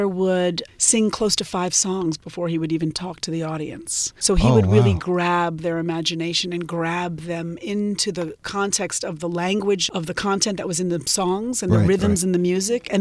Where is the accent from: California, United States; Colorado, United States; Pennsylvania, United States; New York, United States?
New York, United States; growing up in New York